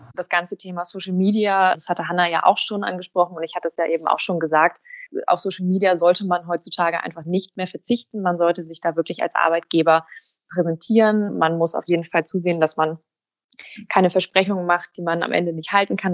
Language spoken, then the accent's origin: German; Hamburg, Germany; Ich bin tatsächlich gebürtige Hamburgerin, eine waschechte Hanseatin, bin hier geboren und aufgewachsen